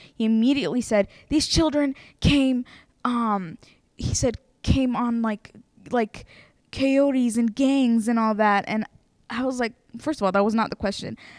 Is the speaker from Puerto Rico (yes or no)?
no; Ethiopia; now in Harrisonburg, United States; I am not African American, I'm from Ethiopia